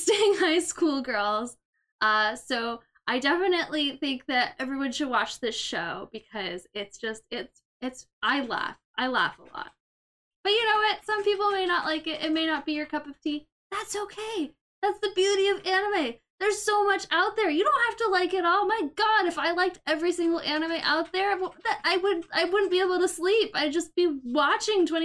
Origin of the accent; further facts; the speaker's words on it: United States; moved away; I'm from the States.